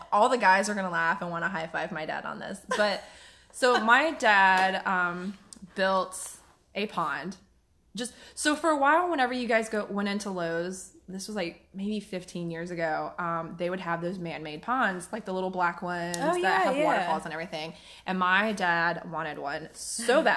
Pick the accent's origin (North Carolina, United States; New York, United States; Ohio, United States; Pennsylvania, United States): North Carolina, United States; Waxhaw; I grew up in Waxhaw